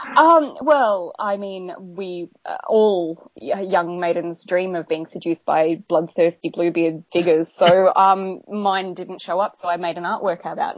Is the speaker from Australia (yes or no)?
yes; Australia; we're Australian